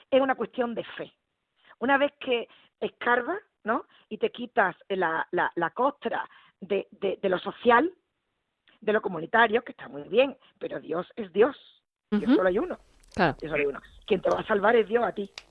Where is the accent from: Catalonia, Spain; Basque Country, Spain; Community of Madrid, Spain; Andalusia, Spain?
Andalusia, Spain; Utrera; yo nací en Utrera.